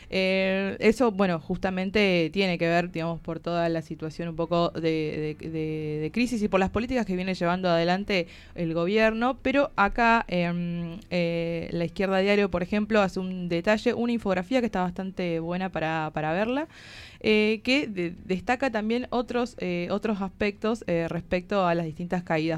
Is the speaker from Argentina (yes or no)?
yes; Tucumán, Argentina; moved away as an adult; vengo de Tucumán